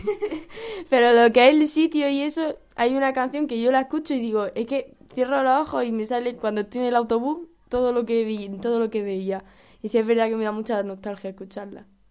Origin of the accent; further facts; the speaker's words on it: Granada, Andalusia, Spain; soy de Granada